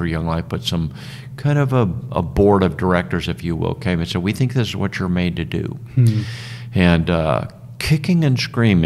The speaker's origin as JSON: {"language": "English", "region": "Southern California", "country": "United States", "tie": "born or raised there", "said": "I grew up in Southern California"}